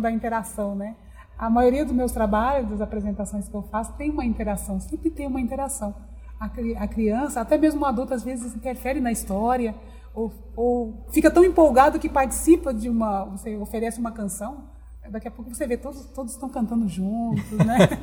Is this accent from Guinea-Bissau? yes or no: no; Dracena, São Paulo, Brazil; now in Cuiabá, Brazil; As minhas origens, na verdade, é da cidade de Dracena, interior de São Paulo